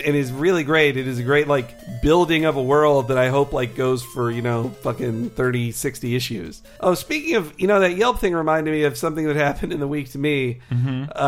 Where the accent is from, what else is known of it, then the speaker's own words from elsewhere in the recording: Arkansas, United States; also born or lived in Florida; now in California, United States; I am from Arkansas